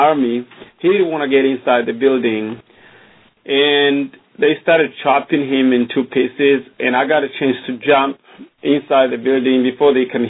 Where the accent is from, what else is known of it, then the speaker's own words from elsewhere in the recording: Burundi; now in Austin, United States; I was born in Burundi, in a small country